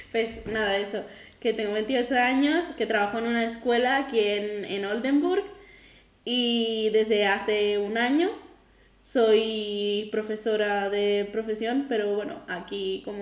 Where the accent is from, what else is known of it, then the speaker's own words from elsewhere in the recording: Figueres, Catalonia, Spain; also born or lived in Galicia / Ávila; Resumiendo, soy de Girona, de, de Figueras, Figueras, Castilla, Apurias, de la Alta Ampurga. Pero me he movido un montón y he hecho muchísima mudanza. Estuve muchos años viviendo en Galicia, por ejemplo un par de años en la universidad viviendo en Ávila